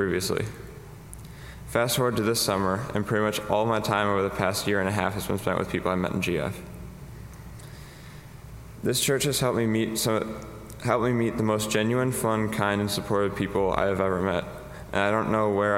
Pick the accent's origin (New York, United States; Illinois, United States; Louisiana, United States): Illinois, United States; St. Charles; also born or lived in Glen Ellyn, Illinois; I've been a member of this church since my family moved from Glen Ellyn to St. Charles in 2008